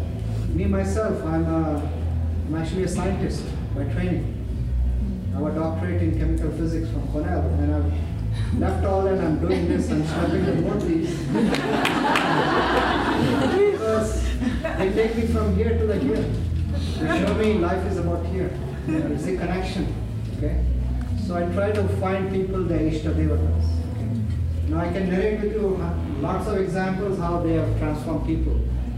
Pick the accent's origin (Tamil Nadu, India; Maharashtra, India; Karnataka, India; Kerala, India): Maharashtra, India; Mumbai; moved away as an adult; now in United States; I grew up in Mumbai, I came here from graduate school as an engineer, a scientist.